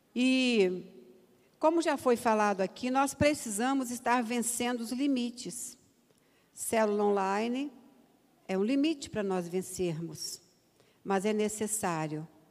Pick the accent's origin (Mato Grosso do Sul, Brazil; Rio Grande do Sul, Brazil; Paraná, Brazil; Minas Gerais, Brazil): Minas Gerais, Brazil; Eu sou mineira